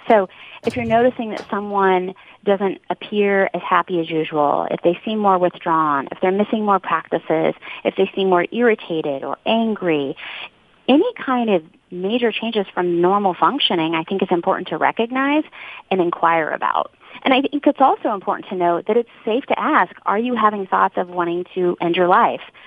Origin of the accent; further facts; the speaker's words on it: Kansas City, United States; I wanted to be in my hometown, close to family